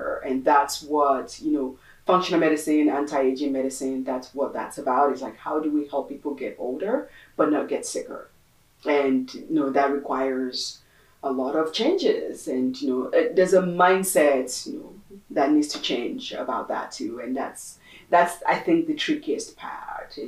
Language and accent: English; Nigeria; moved away; We're originally from Nigeria